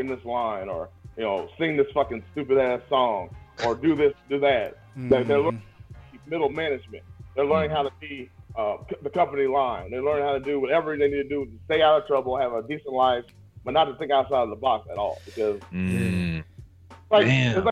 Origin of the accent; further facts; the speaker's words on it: Indianapolis, Indiana, United States; also born or lived in Springfield, Illinois; I'm not a native Indianapolis person, but I'm from Nap